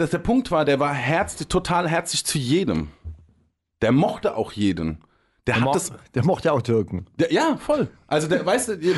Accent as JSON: {"language": "German", "region": "Hesse", "country": "Germany", "said": "Also da, da wo ich herkomme, das ist im Rhein-Main-Gebiet, äh, ist ein kleines Kaff vor Darmstadt, vor Frankfurt. Diese ganzen Käfer sind aber relativ multikulti."}